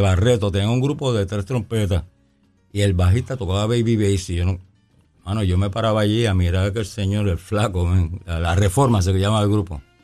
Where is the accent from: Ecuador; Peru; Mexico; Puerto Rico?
Puerto Rico; Bayamón; also born or lived in New York / Arecibo; yo nací en Nueva York, pero muy pequeñito, a los tres o cuatro años. Mis, padres me trajeron para Bayamón y fuimos a, fuimos a parar a Arecibo, el barrio Garrochales de Arecibo